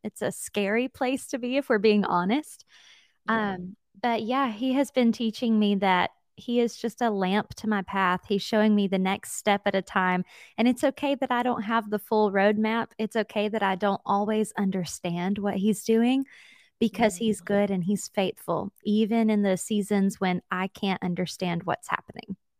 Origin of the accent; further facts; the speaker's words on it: Jacksonville, Alabama, United States; also born or lived in Atlanta, Georgia / Mobile, Alabama; I am from Alabama, and I was born into an incredible family of faith